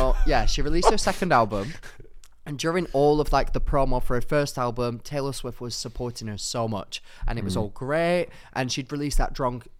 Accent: Darwin, Northern Territory, Australia; Watch me, I'm from Darwin, all right?

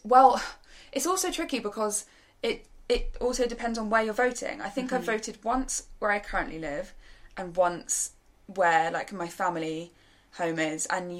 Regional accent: New Forest, Hampshire, South East England, United Kingdom; I grew up in the New Forest.

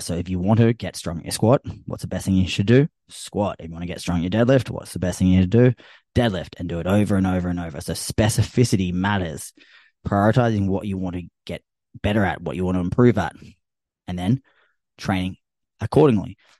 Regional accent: Australia; I'm Australian

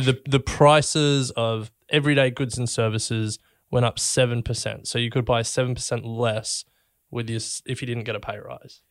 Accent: Australia; we, we grew up in Australia

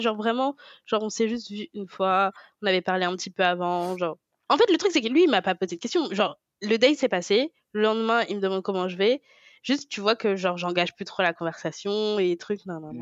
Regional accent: France; Je, suis née en France, j'ai grandi en France

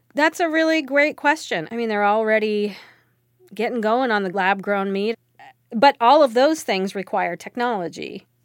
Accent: California, United States; now in Minnesota, United States; I'm from California, but I now live in Minnesota

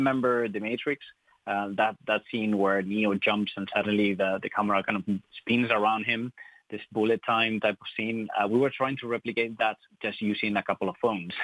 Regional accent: Spain; English is a second language; moved away as an adult; now in Ireland; I'm not from Ireland. I'm from Spain.

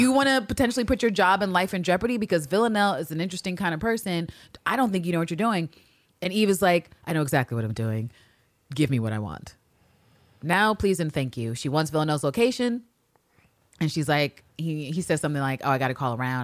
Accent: United States; as an American

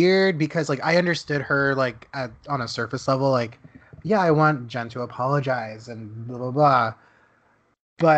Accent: Dallas, Texas, United States; moved away; Dallas is my hometown.

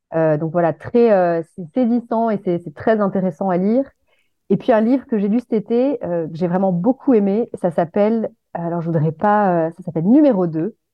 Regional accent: Aix-en-Provence, Provence-Alpes-Côte d'Azur, France; moved away as an adult; une montagne euh, auprès de laquelle j'ai grandi, euh, puisque moi je suis originaire d'Aix-en-Provence.

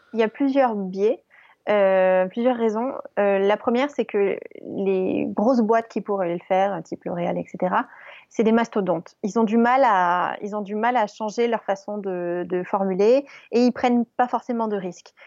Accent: Grasse, Provence-Alpes-Côte d'Azur, France; also born or lived in Paris; nous on est originaire de Grasse donc euh, la capitale euh, du parfum

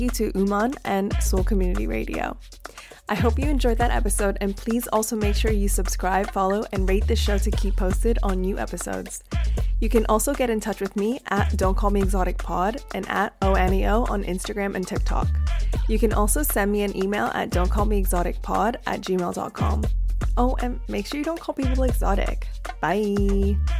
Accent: Canada; now in London, United Kingdom; I'm a British citizen now, but I was Canadian

